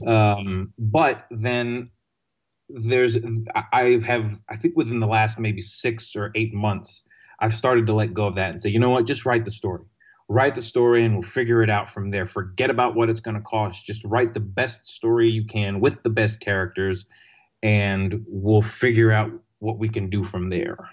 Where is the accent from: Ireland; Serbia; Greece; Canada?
Greece; moved away as an adult; also born or lived in London, United Kingdom / Texas, United States; now in New York City, United States; I grew up in Greece I went to college in Texas